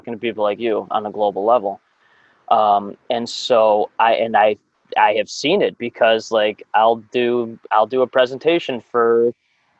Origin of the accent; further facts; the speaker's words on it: Chicago, Illinois, United States; I grew up in the North Shore of Chicago